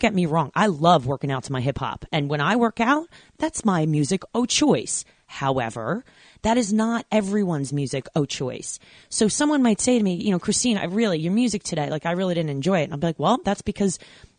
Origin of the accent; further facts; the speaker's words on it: New York, United States; And I grew up in New York, so, you know, diversity central